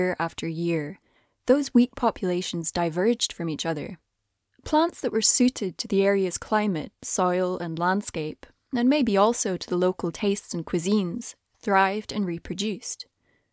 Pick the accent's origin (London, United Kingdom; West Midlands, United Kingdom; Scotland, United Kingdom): Scotland, United Kingdom; Dunbar; just outside my hometown of Dunbar, on the east coast of Scotland